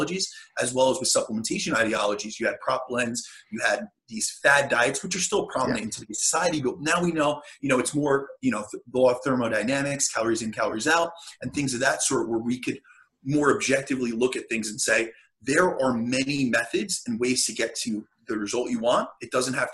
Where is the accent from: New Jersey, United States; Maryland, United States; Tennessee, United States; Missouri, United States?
New Jersey, United States; I'm from New Jersey, so I'm over in the States